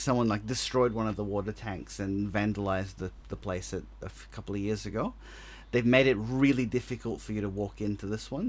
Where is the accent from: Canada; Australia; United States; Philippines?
Australia; accent: very Australian; my very Australian accent